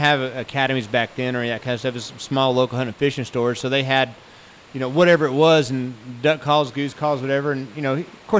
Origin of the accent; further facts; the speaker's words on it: Amarillo, Texas, United States; I grew up in Amarillo, Texas, born and raised